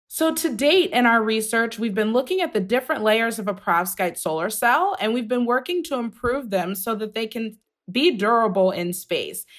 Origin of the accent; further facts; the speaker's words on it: outside of the Cleveland area, Ohio, United States; I grew up outside of the Cleveland area.